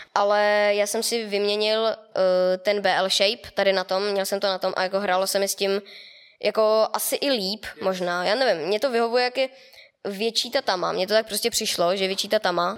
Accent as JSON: {"language": "Czech", "area": "near Mělník", "region": "Central Bohemian Region", "country": "Czechia", "said": "od Mělníka, dvacet kilometrů od Mělníka už jenom"}